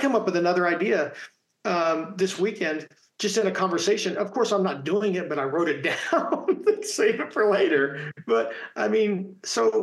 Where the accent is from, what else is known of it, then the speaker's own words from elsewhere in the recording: Indiana, United States; growing up in Indiana playing basketball